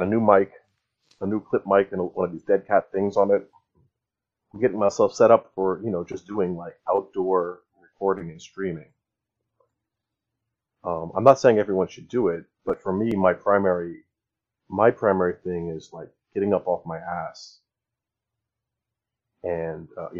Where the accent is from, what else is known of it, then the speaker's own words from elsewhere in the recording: New Jersey, United States; born there; My mom was born in Kansas. I was born in New Jersey.